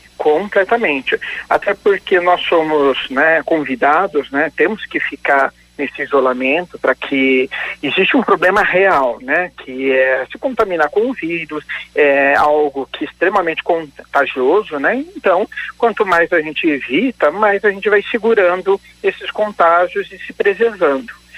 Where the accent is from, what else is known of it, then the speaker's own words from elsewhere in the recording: Indaiatuba, São Paulo, Brazil; moved away as an adult; now in Londrina, Brazil; Agora já moro 17 anos em Londrina, e, mas eu sou original de Indaiatuba, no estado de São Paulo.